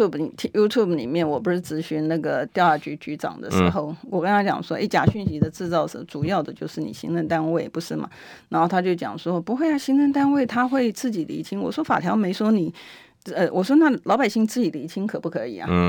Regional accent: Taiwan; 因为不是就网络上面有兜售我们台湾人。

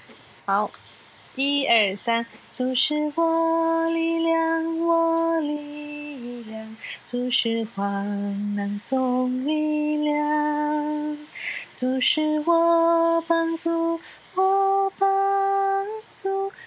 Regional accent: Kuala Lumpur, Federal Territory of Kuala Lumpur, Malaysia; 我是来自马来西亚吉隆坡，

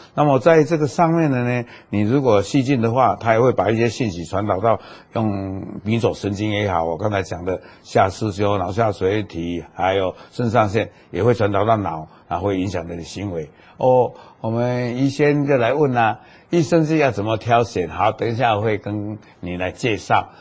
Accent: Taiwan; 那么我们台湾现在也都在研究

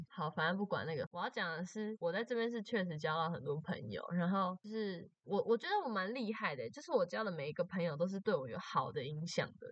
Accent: Taoyuan, Taiwan; moved away as an adult; now in Chiayi, Taiwan; 大一的时候就是从，从我的家乡，从桃园，然后跑来嘉义这样子

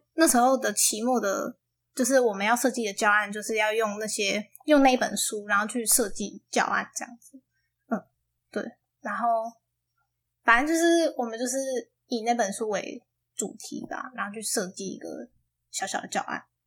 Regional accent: Taiwan; moved away; 这个方法可以带回台湾教高中生，因为当然我们母语不是英文嘛

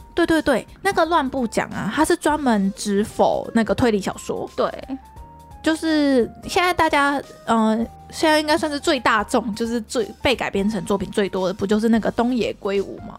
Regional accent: Taiwan; 我们台湾人

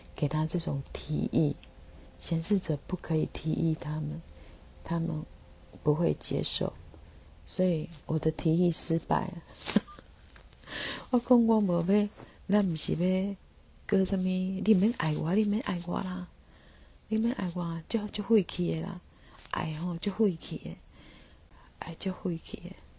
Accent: Taiwan; first language Taiwanese Hokkien; Chinese is a second language; 伫阮是母语是台语的人的心中

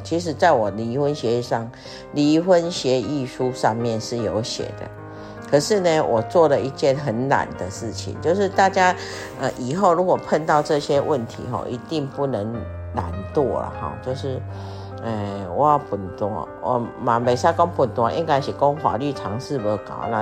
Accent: Taiwan; moved away; 我们台湾人

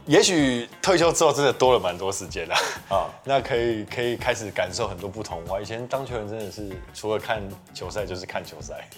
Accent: Kinmen County, Taiwan; moved away; 我本身是金门人

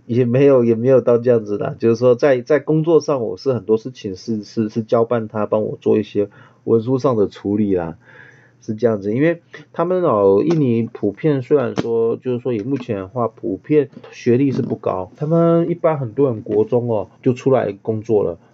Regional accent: Taiwan; 我们台湾人

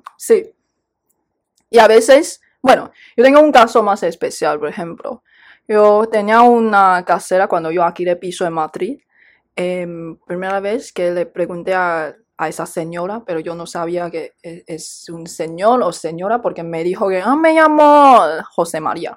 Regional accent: Taiwan; aquí hablamos taiwanés y chino

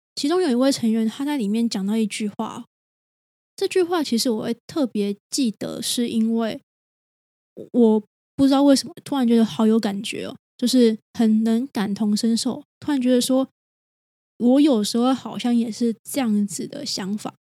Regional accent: Taiwan; 就算都是台湾人好了，我们很类似的文化背景

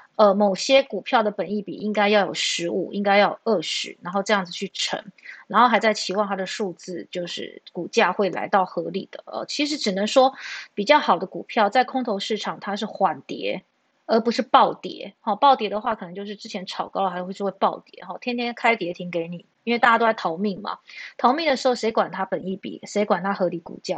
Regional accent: Taiwan; 我们台湾人

